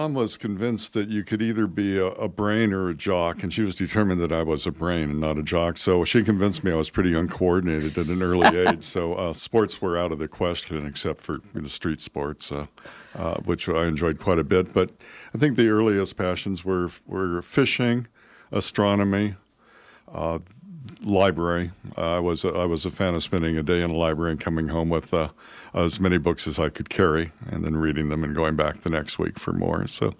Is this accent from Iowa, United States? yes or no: no; Carmel Valley, California, United States; Well, all over, but mainly in California. I'm a California boy. I was born in Carmel Valley.